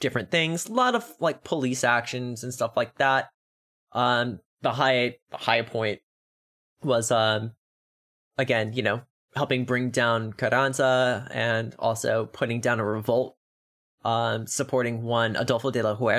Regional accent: Texas, United States; I am a Texan

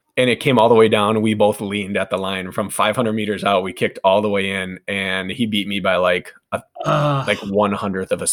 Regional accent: Wisconsin, United States; born or raised there

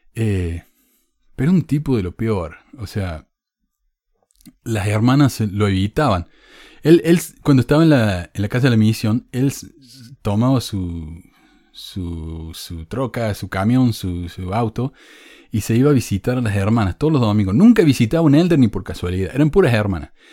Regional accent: Córdoba, Argentina; soy argentino. No, ni argentino, cordobés. Yo era cordobés antes de ser argentino.

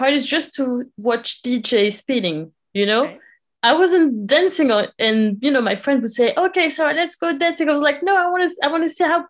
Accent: Paris, Île-de-France, France; I was born and raised in Paris, France, and I live in France. So, you know, I'm moving all the time, but yeah, I live in Paris.

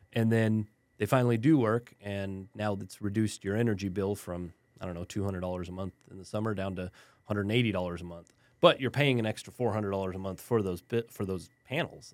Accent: El Paso, Texas, United States; moved away; also born or lived in Germany / Southern New Mexico / San Antonio; I grew up in West Texas in El Paso

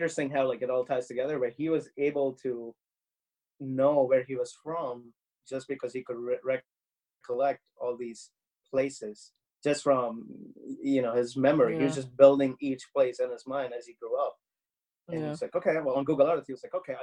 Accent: India; now in New York City, United States; I grew up in India

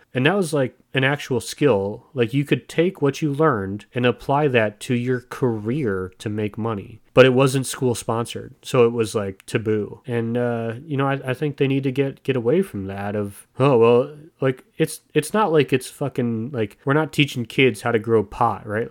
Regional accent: United States

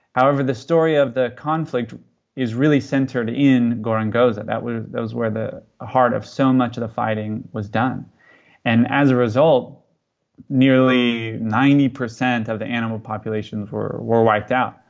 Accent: California, United States; now in Mozambique; I'm from California

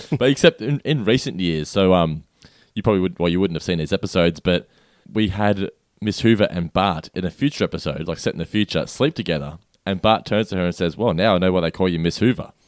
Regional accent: Australia; being an Australian.

